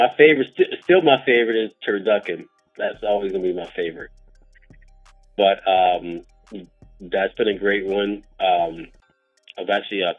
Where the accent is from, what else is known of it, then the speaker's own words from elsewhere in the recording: Louisiana, United States; now in California, United States; I'm from the South, born and raised, you know, from Louisiana